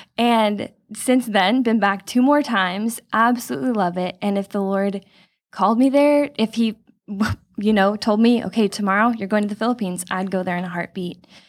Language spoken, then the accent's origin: English; Chino Hills, California, United States; I was born and raised in Chino Hills, grew up here coming to this church my whole life.